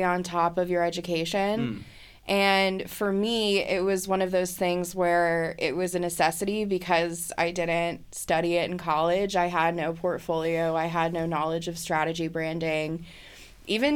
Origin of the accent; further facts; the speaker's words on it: Atlanta, Georgia, United States; also born or lived in Los Angeles; now in Chicago, United States; I'm originally from Atlanta, so I just hopped back down to Atlanta